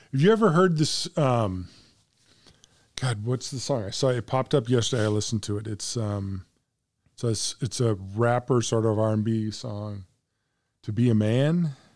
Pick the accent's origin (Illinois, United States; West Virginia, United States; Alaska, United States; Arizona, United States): Illinois, United States; Central; I was born in Central Illinois.